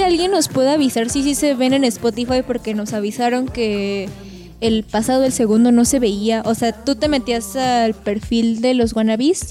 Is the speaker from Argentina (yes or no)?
no; Mexico; nosotros somos mexicanos